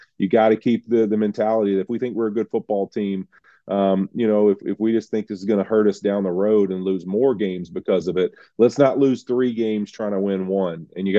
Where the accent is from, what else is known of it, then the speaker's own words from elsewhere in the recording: Louisiana, United States; Happy to be back in New Orleans, my home state of Louisiana.